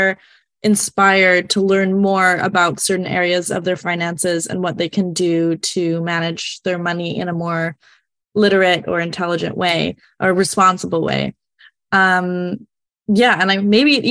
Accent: Canada; I'm from Canada

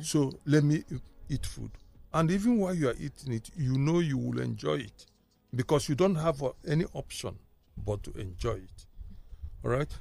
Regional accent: Kano, Kano State, Nigeria; moved away; also born or lived in Jos / Aba / Aguata; I got to realize myself as me in Kano

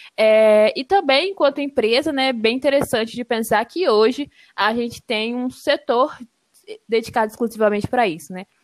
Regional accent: Serra, Espírito Santo, Brazil; moved away as an adult; now in Viçosa, Brazil; sou natural de Serra, no Espírito Santo

